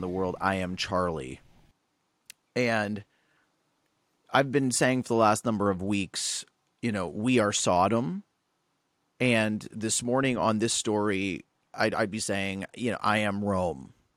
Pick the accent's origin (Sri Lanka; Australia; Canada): Canada; Guelph, Ontario; I grew up in Guelph, right. I grew up in Little Italy